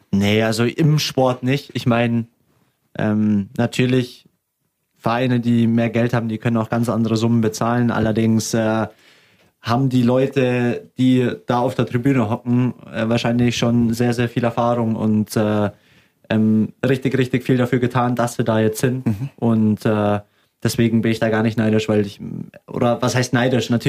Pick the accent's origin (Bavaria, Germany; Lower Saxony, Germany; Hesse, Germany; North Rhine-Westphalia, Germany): Bavaria, Germany; Augsburg; Ähm, na, also ich bin Augsburger durch und durch mhm. und äh, ich liebe es hier zu spielen und es war immer mein Traum.